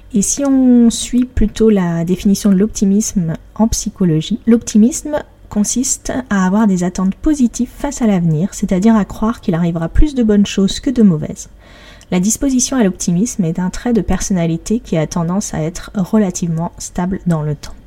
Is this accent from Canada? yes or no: no; Paris, Île-de-France, France; je suis parisienne